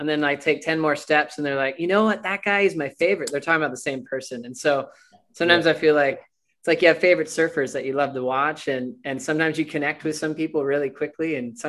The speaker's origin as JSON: {"language": "English", "country": "United States", "said": "I'm American."}